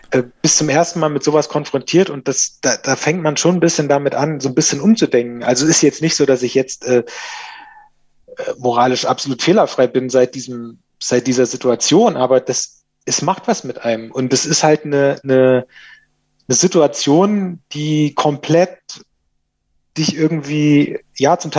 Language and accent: German; Thuringia, Germany; ich bin auf dem Dorf groß geworden in Thüringen und ähm, da war jetzt nicht so viel los.